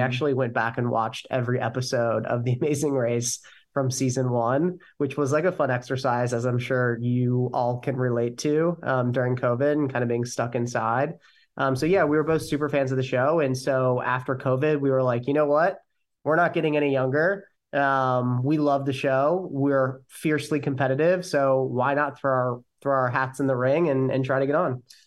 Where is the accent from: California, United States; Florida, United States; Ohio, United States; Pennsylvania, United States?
Ohio, United States; moved away as an adult; now in New York City, United States; born and raised in Ohio